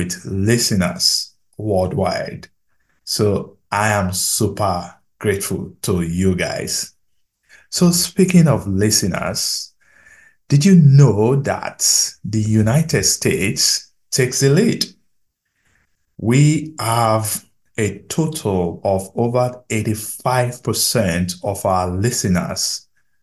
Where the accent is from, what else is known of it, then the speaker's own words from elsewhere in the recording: Nigeria; I'm a Nigerian